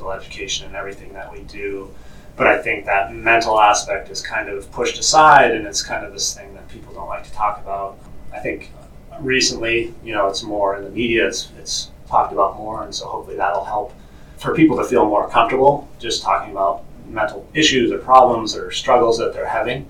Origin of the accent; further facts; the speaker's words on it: Maine, United States; moved away as an adult; also born or lived in Arizona; transitioned back to my home state of Maine. Been back here raising my kids